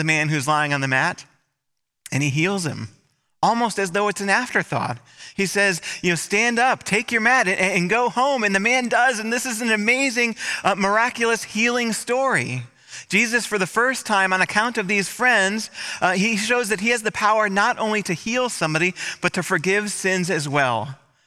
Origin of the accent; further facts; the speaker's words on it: Michigan, United States; moved away; in my hometown, in my home state. I was speaking for a whole week in Michigan